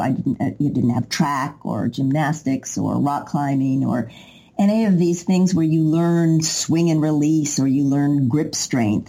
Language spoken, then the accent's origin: English; Knoxville, Tennessee, United States; moved away as an adult; also born or lived in New York; I moved to New York when I was 20 from Knoxville, Tennessee